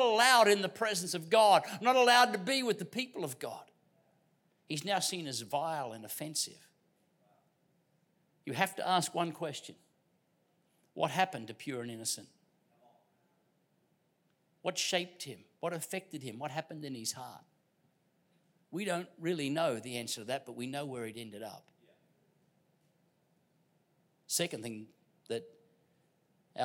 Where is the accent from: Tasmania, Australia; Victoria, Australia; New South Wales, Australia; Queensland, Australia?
Queensland, Australia; I'm from Queensland. We put the emphasis on the first syllable